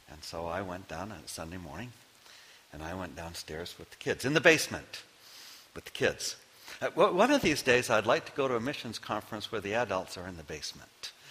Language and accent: English; Maine, United States; Knowing I am from Maine